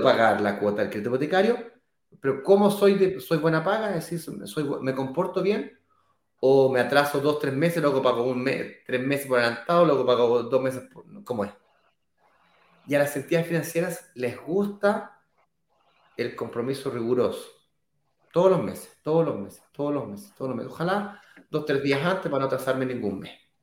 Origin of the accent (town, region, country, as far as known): Chile; now in Brazil